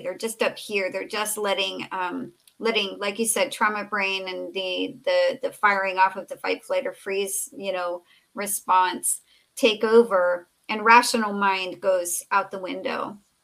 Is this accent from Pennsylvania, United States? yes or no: no; Southern California, United States; I grew up in Southern California